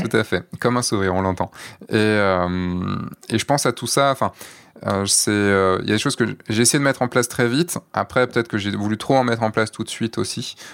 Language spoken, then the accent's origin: French; Brittany, France; moi, je suis breton, quand même